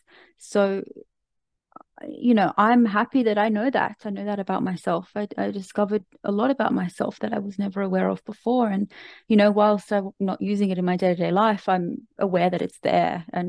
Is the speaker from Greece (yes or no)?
no; Australia; As an Australian going to Bali is hardly a remarkable feat.